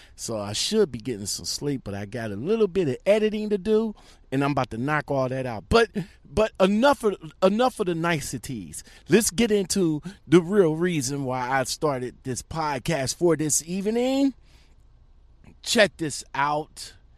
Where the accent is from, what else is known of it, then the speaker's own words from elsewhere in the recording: Akron, Ohio, United States; another trucking company from my hometown